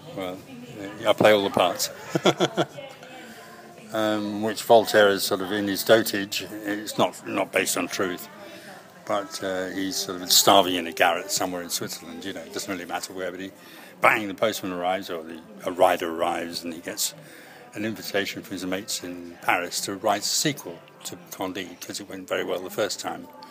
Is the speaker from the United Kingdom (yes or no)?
yes; Greenock, Scotland, United Kingdom; now in London, United Kingdom; I'm from Greenock